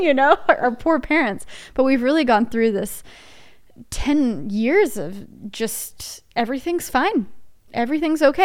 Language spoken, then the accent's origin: English; Dallas, Texas, United States; also born or lived in Nashville; I'm born and raised in Dallas, and then I moved to Nashville for only nine months